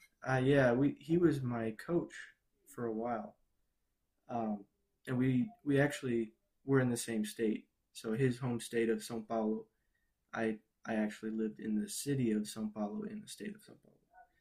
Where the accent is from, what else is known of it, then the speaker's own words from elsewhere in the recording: Chicago, Illinois, United States; also born or lived in Peoria / Brazil; Actually, I was born in Peoria, Illinois. Grew up in Chicago. Moved to Brazil for 6 years, then moved back.